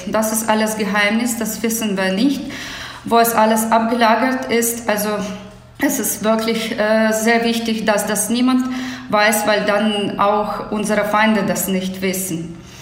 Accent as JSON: {"language": "German", "town": "Lviv", "region": "Lviv Oblast", "country": "Ukraine", "tie": "born or raised there", "second_language": "German", "said": "meine Heimatstadt Lviv"}